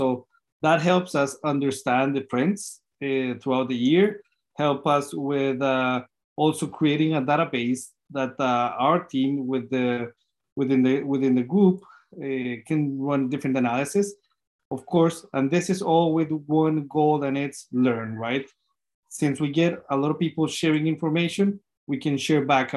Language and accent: English; Colombia; now in Minnesota, United States; I'm originally from Colombia